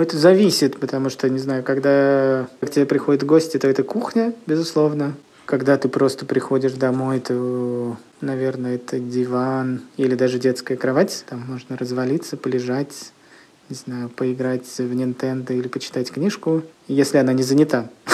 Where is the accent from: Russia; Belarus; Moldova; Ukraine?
Russia; Kirishi, Leningrad Oblast; moved away as an adult; now in Saint Petersburg, Russia; я родился в небольшом городе, который находится в 150 километрах от Санкт-Петербурга. Он называется Кириш, и там я жил до 20 лет